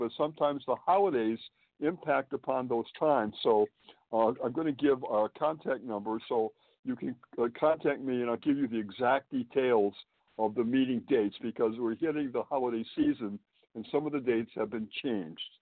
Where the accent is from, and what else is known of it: Springfield, Massachusetts, United States; born or raised there; moved away as an adult; also born or lived in Boston, Massachusetts; now in New York City, United States